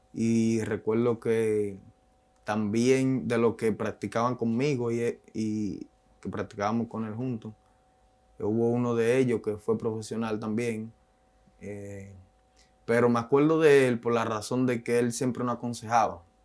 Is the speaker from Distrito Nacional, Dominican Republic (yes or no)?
yes; Santo Domingo, Distrito Nacional, Dominican Republic; moved away; also born or lived in Haina; yo soy de la República Dominicana, de un barrio llamado Palabé, ubicado en Santo Domingo. Es un barrio marginado